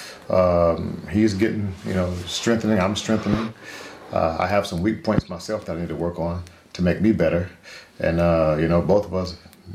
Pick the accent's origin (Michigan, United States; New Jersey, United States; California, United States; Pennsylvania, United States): Michigan, United States; Detroit; I'm from Detroit.